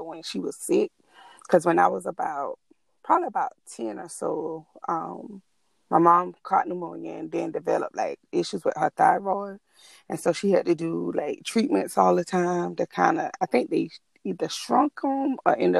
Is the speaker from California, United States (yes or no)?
no; Allendale, South Carolina, United States; I'm originally from Allendale, South Carolina.